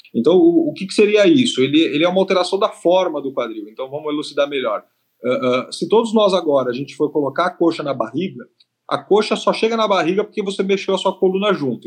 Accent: São Paulo, Brazil; eu sou de São Paulo, capital

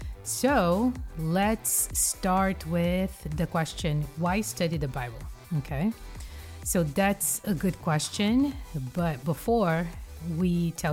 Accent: Brazil; now in United States; When I grew up in Brazil, I grew up eating French bread for breakfast. And when I came to the States and I had some health issues with high blood pressure

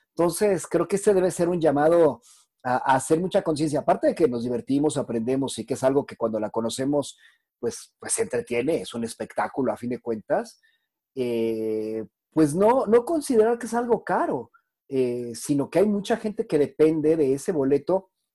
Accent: Mexico; en México, no somos un país educado en, en, en, artes clásicas

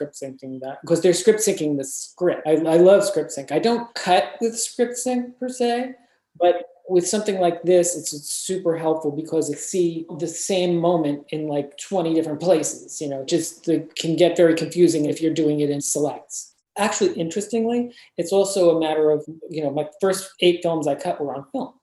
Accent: West Orange, New Jersey, United States; I grew up in West Orange, New Jersey

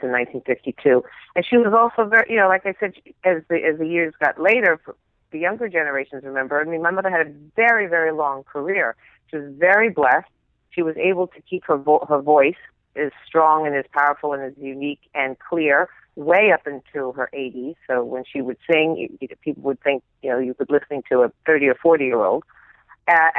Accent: Beverly Hills, California, United States; I grew up in Beverly Hills

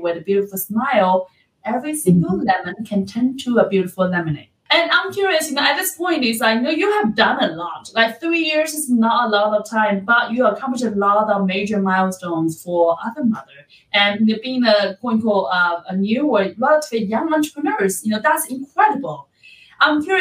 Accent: China; moved away; I'm from China

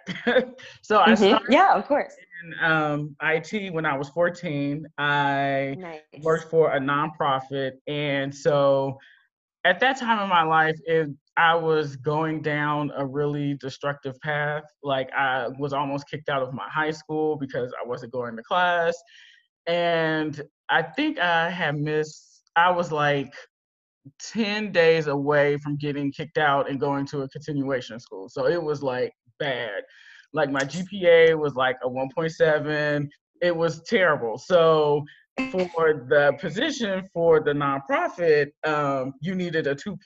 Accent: Berkeley, California, United States; I went to community college in my hometown of Berkeley, California

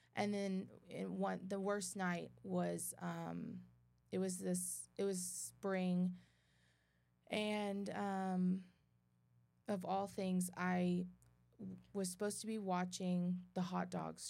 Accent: Midland, Texas, United States; born or raised there; also born or lived in Dothan, Alabama

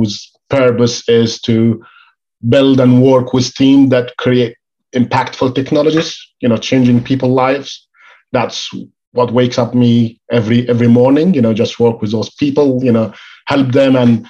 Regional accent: Egypt; moved away as an adult; now in United Kingdom; I moved from Egypt to the UK

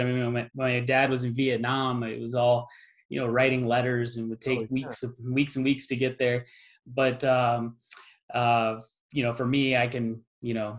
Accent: Phoenix, Arizona, United States; also born or lived in Santa Monica, California; we moved when I was a toddler, we moved to Phoenix. And so I was raised in Phoenix.

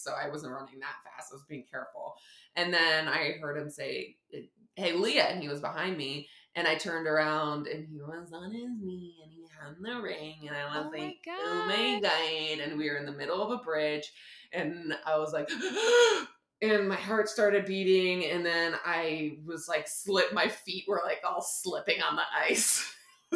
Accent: Newtown, Connecticut, United States; I'm from Newtown, Connecticut. That's where I grew up.

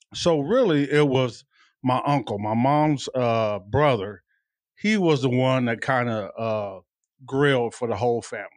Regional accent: Tucson, Arizona, United States; I'm a native from Tucson

